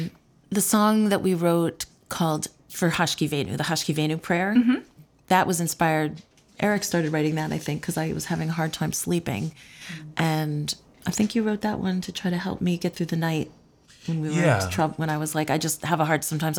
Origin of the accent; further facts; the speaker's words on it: East Coast, United States; also born or lived in New York / Boston / Washington, D.C. / Philadelphia; So I was born in New York. And then I lived a little bit in Boston, and then I grew up in the D.C. area, and then Philadelphia, and then I moved to New York. So it's been, you know, East Coast-y.